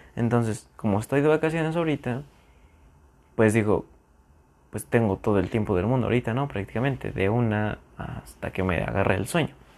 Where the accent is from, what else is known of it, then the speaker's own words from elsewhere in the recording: near San Juan del Río, Querétaro, Mexico; moved away as an adult; cerca de donde yo vivo, de donde yo soy originario, hay como una mini ciudad, mini ciudad, se llama San Juan del Río